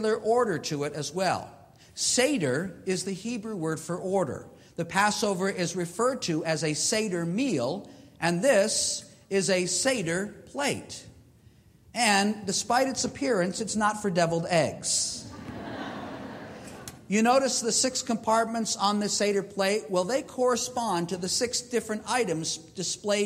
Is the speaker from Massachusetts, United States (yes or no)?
yes; Boston, Massachusetts, United States; being the boy, the youngest boy in my family growing up in Boston, Massachusetts